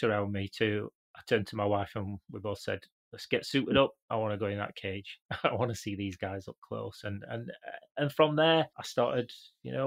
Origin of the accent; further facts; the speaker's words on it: Canada; I grew up in Canada.